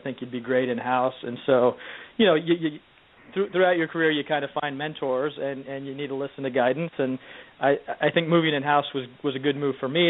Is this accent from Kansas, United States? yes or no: yes; Topeka, Kansas, United States; moved away as an adult; also born or lived in New York; now in Bay Area, United States; born and raised in Topeka, Kansas.